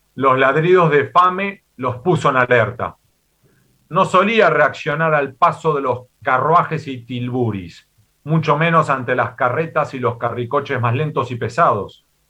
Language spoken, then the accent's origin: Spanish; Argentina; moved away as an adult; also born or lived in Spain / United States; yo soy nacido en América Latina, soy y me considero argentino